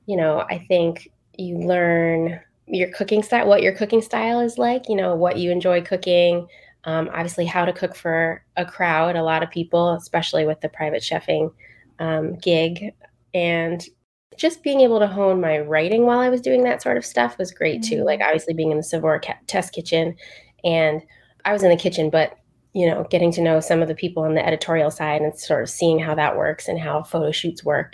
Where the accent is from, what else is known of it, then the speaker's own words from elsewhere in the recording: just outside of Philadelphia, Pennsylvania, United States; I grew up just outside of Philadelphia